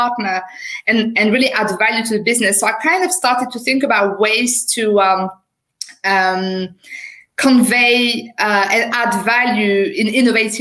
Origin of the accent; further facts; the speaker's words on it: France; accent: French; English is a second language; moved away as an adult; now in United Kingdom; I qualified as a lawyer in France. Obviously, you will have noticed with my accent. So I'm a French qualified lawyer